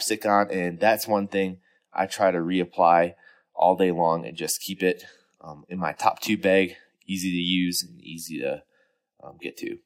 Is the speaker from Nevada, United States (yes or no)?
no; Wisconsin, United States; now in Colorado, United States; I grew up in Wisconsin